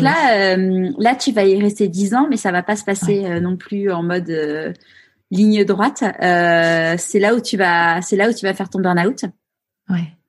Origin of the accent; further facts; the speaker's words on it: Paris, Île-de-France, France; moved away as an adult; now in Marseille, France; je suis née à Paris, mais c'est vrai que je me suis évadée